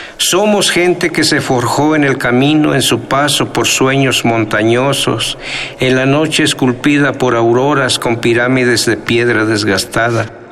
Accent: Colatlán, Mexico; first language Nahuatl; Spanish is a second language; moved away; Allá en mi tierra, Colatlán

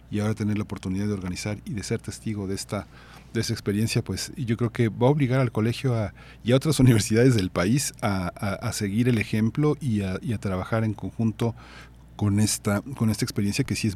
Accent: Mexico; una serie de clásicos que nos obligan como mexicanos a tener un panorama general del país

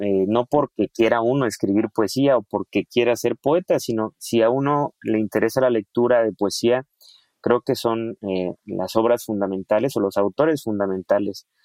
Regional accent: Chiapas, Mexico; los que somos de aquí de Chiapas

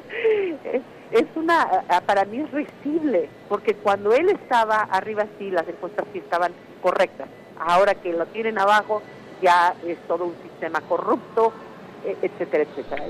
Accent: Mexico; now in United States; soy inmigrante, porque soy mexicana

